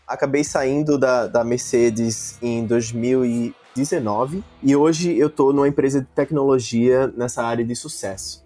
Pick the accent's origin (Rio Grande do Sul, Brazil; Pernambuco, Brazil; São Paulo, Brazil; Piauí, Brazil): Pernambuco, Brazil; Recife; eu sou de Recife